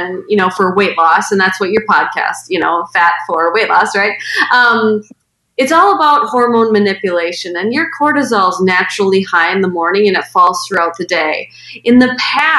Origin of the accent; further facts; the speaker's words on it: Medford, Wisconsin, United States; my hometown of Medford, Wisconsin, which is where I grew up